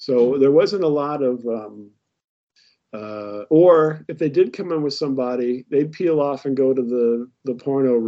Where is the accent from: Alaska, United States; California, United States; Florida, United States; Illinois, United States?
Illinois, United States; Decatur; now in St. Louis, United States; I grew up in Decatur, Illinois